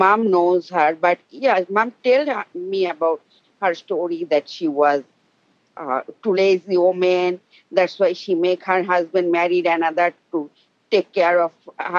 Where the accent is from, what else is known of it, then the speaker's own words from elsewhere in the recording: Bangladesh; now in Albany, United States; back in my country, Bangladesh.